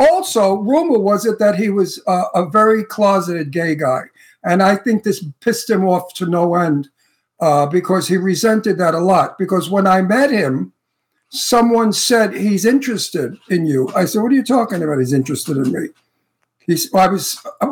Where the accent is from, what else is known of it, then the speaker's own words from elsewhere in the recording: New York City, New York, United States; now in California, United States; I'm from Brooklyn